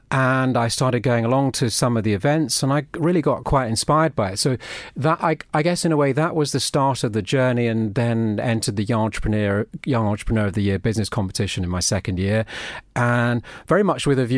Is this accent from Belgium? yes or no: yes; Brussels, Belgium; I've lived abroad nearly all my life. I grew up in Brussels, and my dad was working for a big, for the European division of a US publisher.